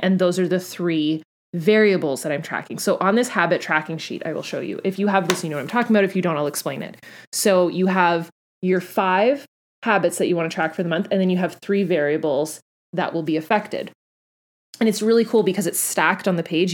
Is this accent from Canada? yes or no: yes; Canada; also born or lived in Florida; I'm Canadian